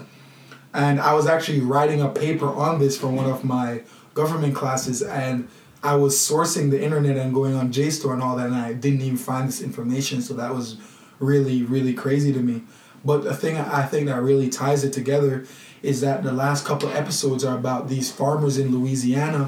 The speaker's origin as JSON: {"language": "English", "country": "Jamaica", "said": "I'm from Jamaica"}